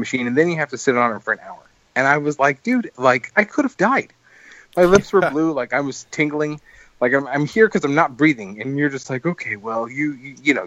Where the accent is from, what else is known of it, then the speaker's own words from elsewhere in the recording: Fremont, California, United States; I was born in Washington Hospital in Fremont